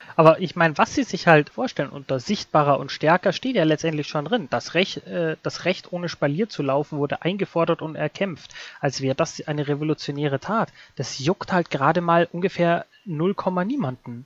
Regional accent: Bavaria, Germany; Mir in Bayern

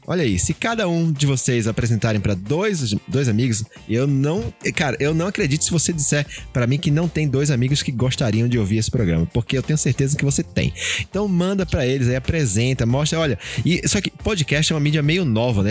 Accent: Pernambuco, Brazil; now in São Paulo, Brazil; Eu, eu não sou de São Paulo, sou de Pernambuco

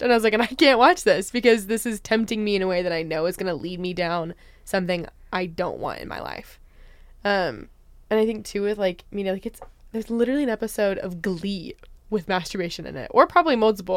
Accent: Spokane, Washington, United States; moved away; I'm originally from Spokane, Washington.

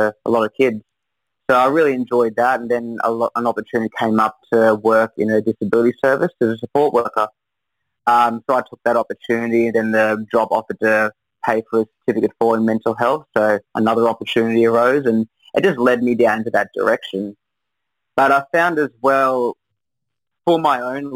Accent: Brisbane, Queensland, Australia; moved away as an adult; also born or lived in Newcastle, New South Wales; now in Coffs Harbour, Australia; I'm from Brisbane. I've been up there for most of my life, growing up there

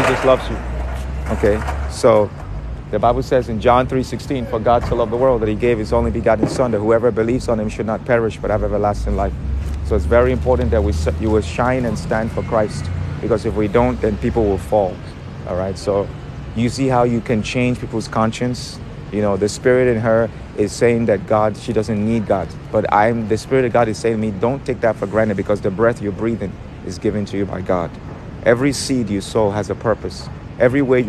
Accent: New York, United States; I'm from New York.

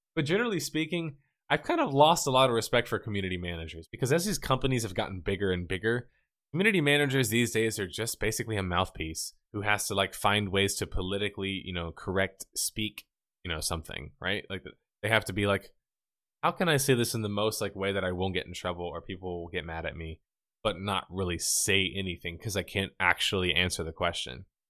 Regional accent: the South, United States; I'm from the South

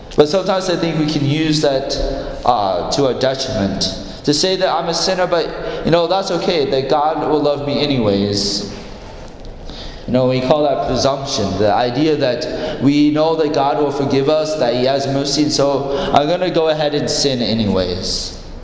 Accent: Iowa, United States; I grew up in Iowa

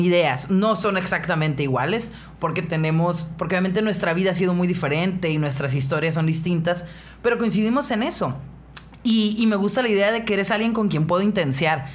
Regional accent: northern Mexico, Mexico; Soy una morra norteña de 33 años

